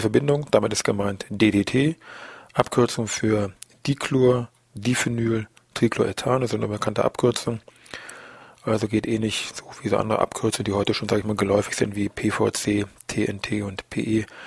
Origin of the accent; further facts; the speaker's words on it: Germany; bei uns in Deutschland